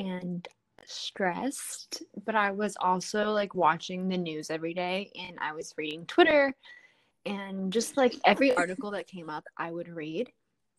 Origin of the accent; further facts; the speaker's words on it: Atlanta, Georgia, United States; now in Los Angeles, United States; I was actually born and raised in Atlanta, Georgia